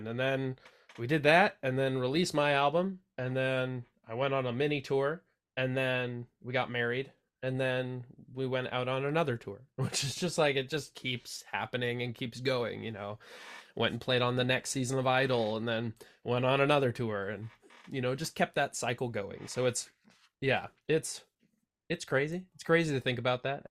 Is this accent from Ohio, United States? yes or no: no; Santa Cruz, California, United States; here in my hometown, Santa Cruz, California.